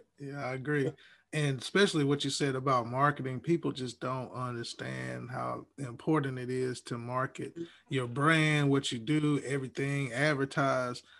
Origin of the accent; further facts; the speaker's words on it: Huntsville, Alabama, United States; moved away; I'm originally from Huntsville, Alabama, so we we say Coke